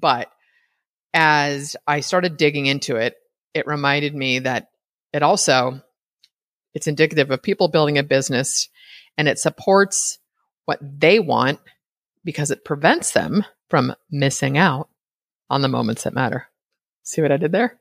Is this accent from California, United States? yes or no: yes; California, United States; I'm from California